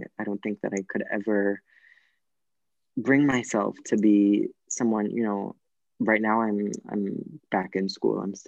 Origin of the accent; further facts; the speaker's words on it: United States; moved away as an adult; also born or lived in New York; now in Florence, Italy; I'm American